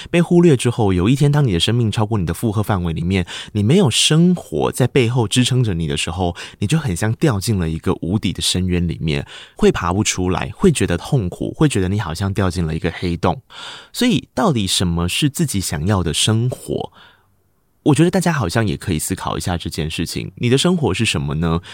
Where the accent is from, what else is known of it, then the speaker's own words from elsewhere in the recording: Tainan, Taiwan; moved away as an adult; also born or lived in Taipei; 我是一个台南人，我背负着学贷，我要在台北租房子